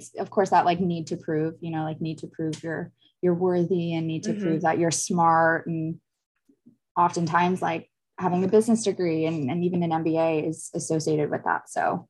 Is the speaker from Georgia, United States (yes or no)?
no; Connecticut, United States; also born or lived in Florida / Texas; now in California, United States; Originally I'm from the East Coast. I like to say I like made my way across the States. Like I was born in Florida and then we moved to Connecticut, and then I went to school in Texas, and then from there moved to California.